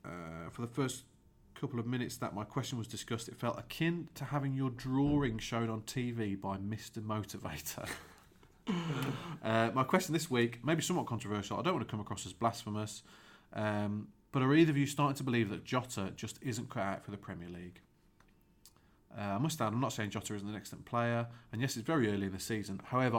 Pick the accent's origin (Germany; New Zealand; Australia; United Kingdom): United Kingdom; England; also born or lived in United States; I'm English, but I was in the US on a football scholarship for 4 years.